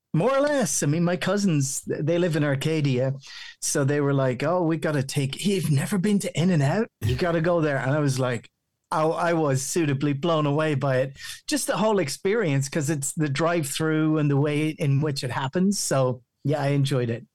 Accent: County Meath, Ireland; accent: local County Meath Irish; My my accent still sounds very local County Meath Irish

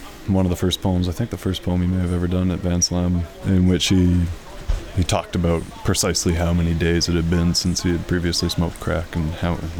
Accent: Vancouver, British Columbia, Canada; having grown up riding the bus all over Vancouver

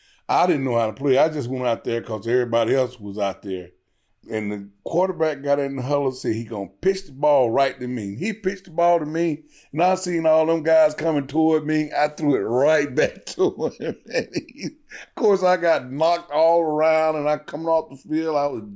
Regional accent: Georgia, United States; I grew up very poor. We was on welfare.

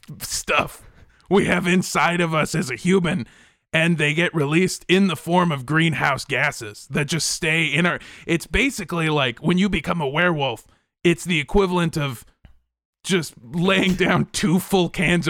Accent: Encino, California, United States; I did spend a lot of time growing up in Encino, and now I live in Van Nuys

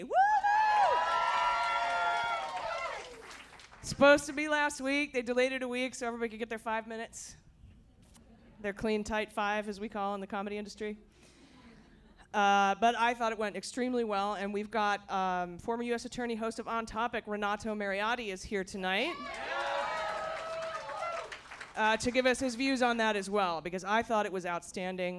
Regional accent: Akron, Ohio, United States; I'm from the Midwest. I'm from Akron, Ohio

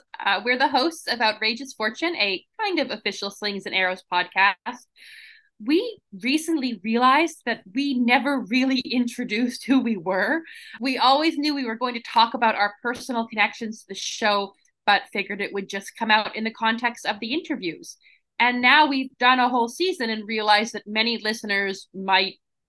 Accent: Toronto, Ontario, Canada; I'm from Toronto

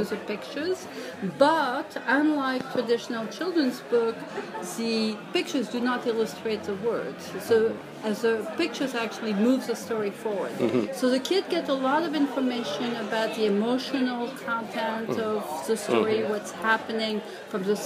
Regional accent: France; moved away; I grew up reading comics in France

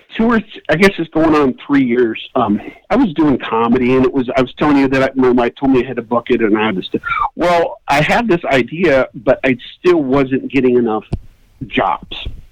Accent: Iowa, United States; moved away; growing up in Iowa

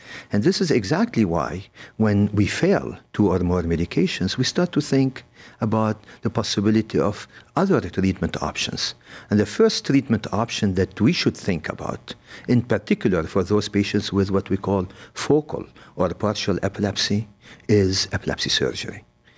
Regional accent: Lebanon; moved away as an adult; also born or lived in Beirut, Lebanon / Paris, France / Los Angeles, United States; now in Cleveland, United States; I'm from Lebanon. I did go to medical school in Beirut in the French University. And then I got to Cleveland Clinic through Paris and Los Angeles

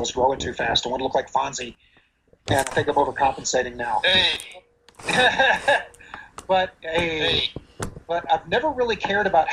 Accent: Roanoke, Virginia, United States; I was born and raised in Roanoke, Virginia

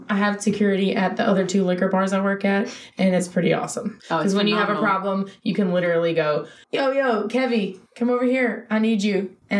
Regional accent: Clinton, Mississippi, United States; moved away as an adult; now in Los Angeles, United States; I am from Clinton, Mississippi.

